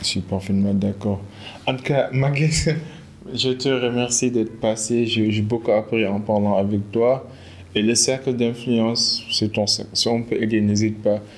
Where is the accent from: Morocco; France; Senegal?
Senegal; on est des Sénégalais